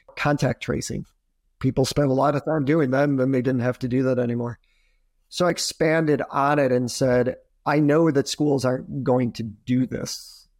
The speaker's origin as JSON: {"language": "English", "area": "Adirondacks", "region": "upstate New York", "country": "United States", "tie": "born or raised there", "also_born_or_lived": "Poughkeepsie", "said": "I grew up in upstate New York, so I grew up in the Adirondacks"}